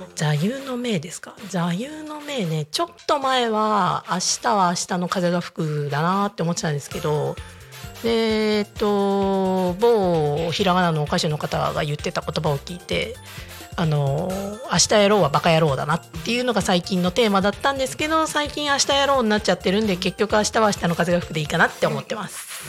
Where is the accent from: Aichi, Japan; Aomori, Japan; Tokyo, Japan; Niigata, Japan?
Niigata, Japan; now in Tako, Japan; 私まあ地元は新潟なんで